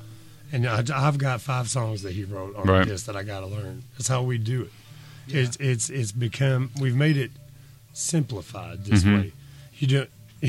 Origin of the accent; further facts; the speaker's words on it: Clover Creek, Breckinridge County, Kentucky, United States; Our actual, where we grew up is actually on Clover Creek.